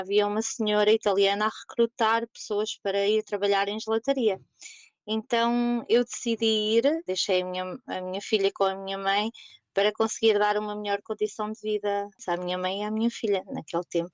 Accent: Portugal; moved away as an adult; also born or lived in Germany / Netherlands; now in The Hague, Netherlands; nós, portugueses

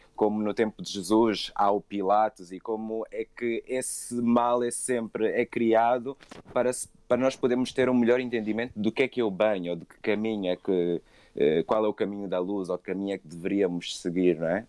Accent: Angola; eu senti muito isso crescendo em África, que é esse estado de, sobre, de sombriedade e a África, vou falar Angola para ser mais específico

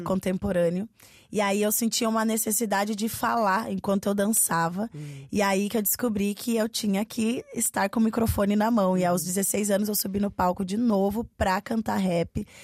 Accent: Curitiba, Paraná, Brazil; eu sou uma artista do sul de, do Brasil, eu sou de Curitiba

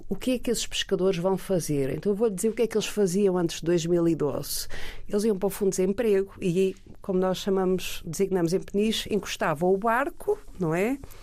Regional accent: Peniche, Leiria District, Portugal; Eu sou de Peniche

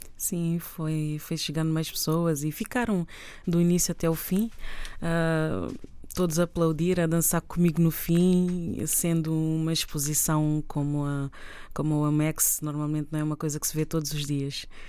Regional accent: Tarrafal de São Nicolau, São Nicolau, Cape Verde; minha terra, a Tarrafal, onde eu nasci

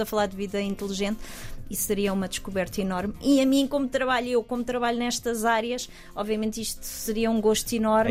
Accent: Portugal; moved away as an adult; also born or lived in United Kingdom; sendo portuguesa

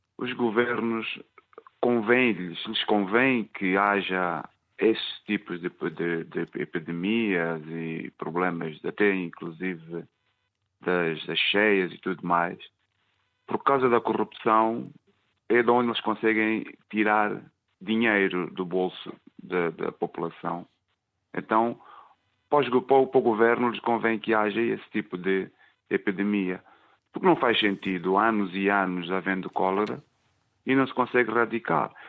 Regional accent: Mozambique; now in London, United Kingdom; sou moçambicano, sim, vivo cá em Londres

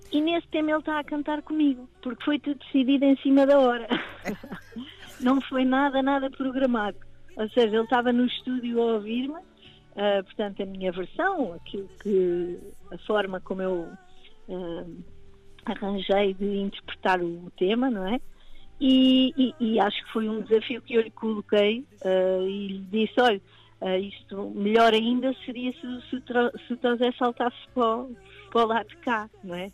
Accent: Cadaval, Lisbon, Portugal; now in Lisbon, Portugal; Cadaval, que é a minha terra

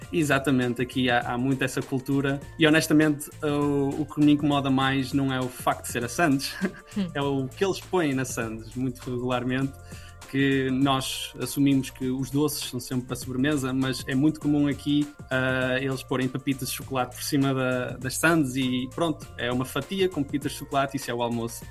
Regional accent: Portugal; moved away as an adult; now in The Hague, Netherlands; como português

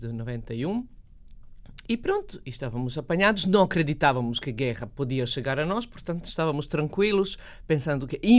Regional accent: Bosnia & Herzegovina; born there; also born or lived in Serbia; eu nasci na Bósnia, vivi na Sérvia e depois fui para Sarajevo viver com uma um croata que vivia em Sarajevo

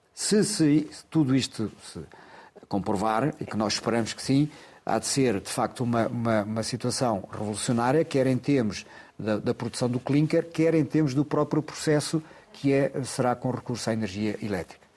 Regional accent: Loulé, Algarve, Portugal; Lolé é a minha terra

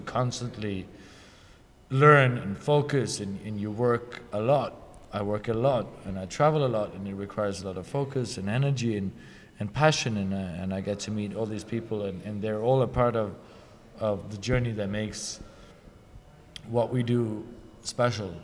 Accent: Norway; my hometown, hometown in Norway

